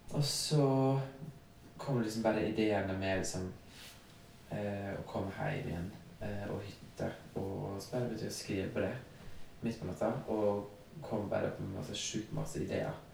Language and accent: Norwegian; Førde, Vestland, Norway; moved away; det har gått bra med meg som kom fra Førde